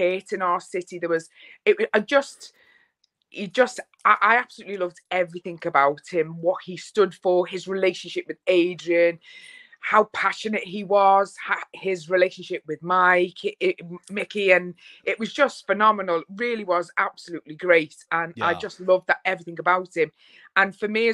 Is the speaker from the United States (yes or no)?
no; Liverpool, North West England, United Kingdom; I am from Liverpool, which is northwest of England, which is one of the best parts of the UK ever. It's arguable, but being a Scouser, as we're called